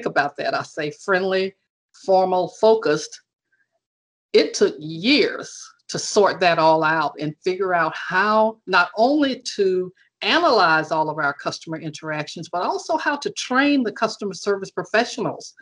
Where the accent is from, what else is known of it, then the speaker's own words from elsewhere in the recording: Alabama, United States; Alabama, which of course is my home state